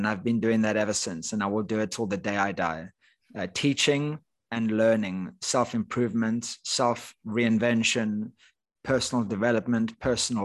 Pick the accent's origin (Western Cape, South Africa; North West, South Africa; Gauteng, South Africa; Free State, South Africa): Western Cape, South Africa; Cape Town; moved away as an adult; also born or lived in United Kingdom; I grew up in Cape Town, South Africa